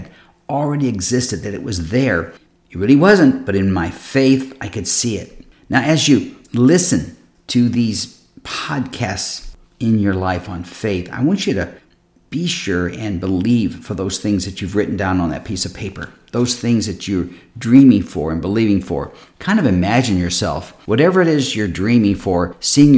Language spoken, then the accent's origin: English; Akron, Ohio, United States; I was born in Akron, Ohio